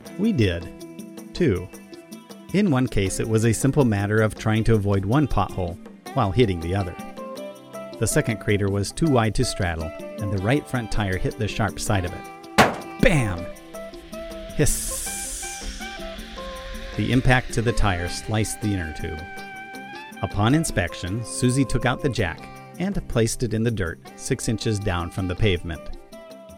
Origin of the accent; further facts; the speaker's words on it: Arkansas, United States; I'm from Arkansas